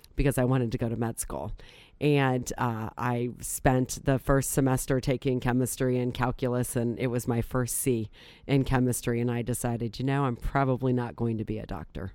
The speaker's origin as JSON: {"language": "English", "town": "Akron", "region": "Ohio", "country": "United States", "tie": "born or raised there", "also_born_or_lived": "Green, Ohio", "said": "I was born and raised in Akron, and essentially I've lived in the region, uh, the, my entire life."}